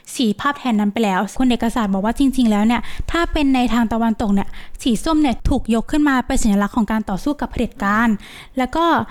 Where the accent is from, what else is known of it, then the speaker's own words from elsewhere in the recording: Bangkok, Thailand; เราเป็นคนกรุงเทพ